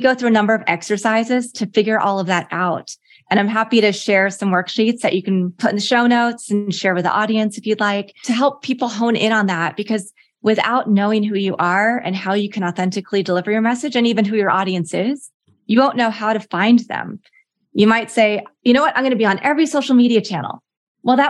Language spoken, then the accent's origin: English; Lawrence, Kansas, United States; moved away; I grew up in Lawrence, Kansas